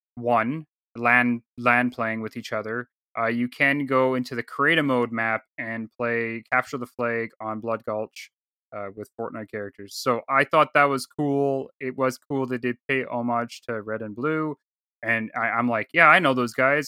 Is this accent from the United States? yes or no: no; Canada; I'm from Canada.